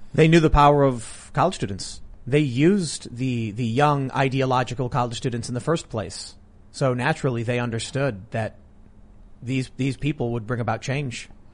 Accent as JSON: {"language": "English", "town": "Chicago", "region": "Illinois", "country": "United States", "tie": "born or raised there", "said": "I grew up here. I grew up in Chicago."}